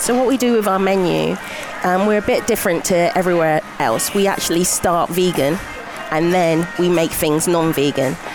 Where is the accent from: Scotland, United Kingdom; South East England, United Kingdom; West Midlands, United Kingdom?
South East England, United Kingdom; Buckinghamshire; moved away as an adult; now in Glasgow, United Kingdom; I'm from Buckinghamshire, near London.